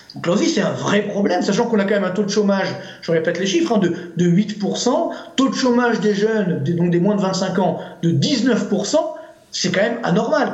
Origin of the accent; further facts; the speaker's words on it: Orly, Île-de-France, France; HLM d'Orly